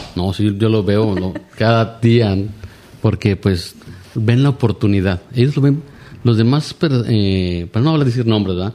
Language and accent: Spanish; Reynosa, Tamaulipas, Mexico; yo soy de Reynosa y aquí he estado, aquí he estudiado, aquí he trabajado